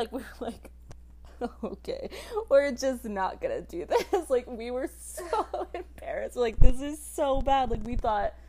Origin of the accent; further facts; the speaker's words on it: Canada; I'm from Canada.